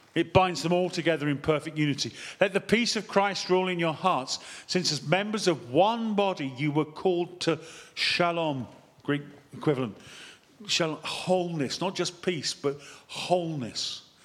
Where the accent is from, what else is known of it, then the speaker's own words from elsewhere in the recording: United Kingdom; being British